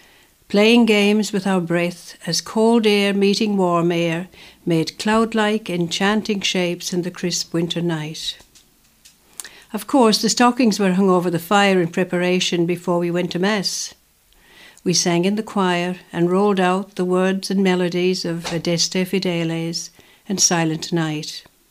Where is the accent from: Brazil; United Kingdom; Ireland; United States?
Ireland; growing up in Kerikeri West.